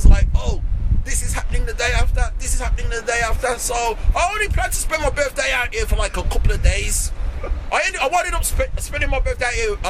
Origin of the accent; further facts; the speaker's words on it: Wolverhampton, West Midlands, United Kingdom; I'm from the Midlands. I'm from Wolverhampton, Birmingham.